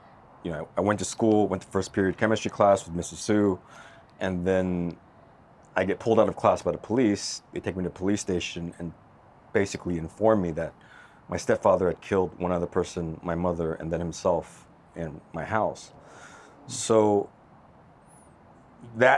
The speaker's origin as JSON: {"language": "English", "town": "Los Angeles", "region": "California", "country": "United States", "tie": "born or raised there", "moved": "as an adult", "said": "back to my hometown, back to LA again."}